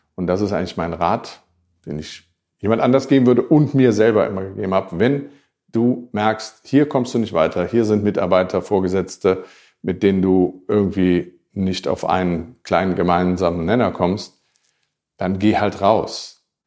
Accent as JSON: {"language": "German", "country": "Germany", "said": "ich war trotzdem der einzige und erste Deutsche"}